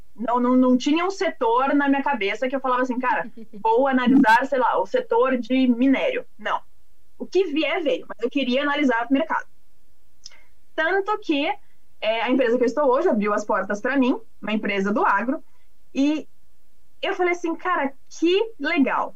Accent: São Paulo, Brazil; Eu sou, sou da cidade, sou de São Paulo.

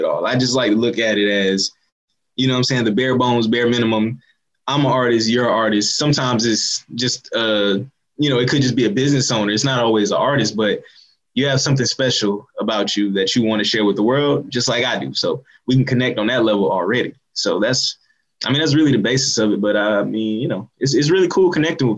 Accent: Columbia, South Carolina, United States; I'm a rapper from Columbia, South Carolina

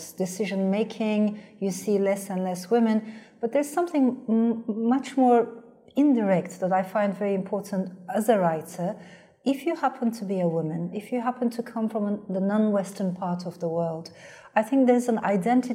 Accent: Turkey; first language Turkish; English is a second language; moved away; I come from Turkey

